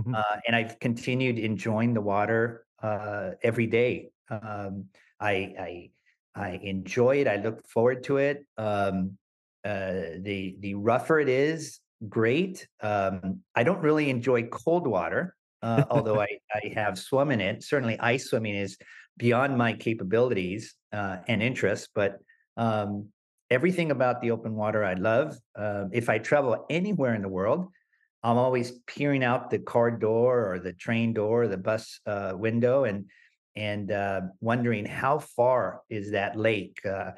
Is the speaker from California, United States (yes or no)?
yes; Los Angeles, California, United States; my parents first took me to a beach, Santa Monica Beach, and that was the closest beach to my hometown in Los Angeles.